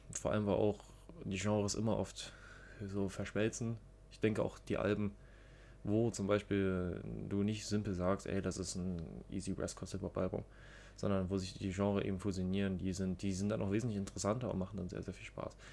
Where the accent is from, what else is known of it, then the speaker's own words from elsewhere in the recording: Germany; Ich komme auch ebenfalls aus der Nähe von Berlin